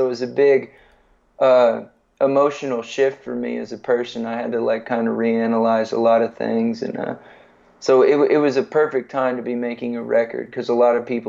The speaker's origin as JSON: {"language": "English", "town": "San Antonio", "region": "Texas", "country": "United States", "tie": "born or raised there", "said": "I grew up in San Antonio."}